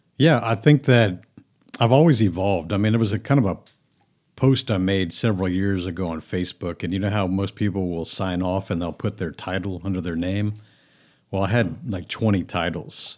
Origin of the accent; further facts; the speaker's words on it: Friendswood, Texas, United States; also born or lived in Japan; I grew up lower middle class in a suburb, Houston, of, of Houston, is Friendswood, Texas.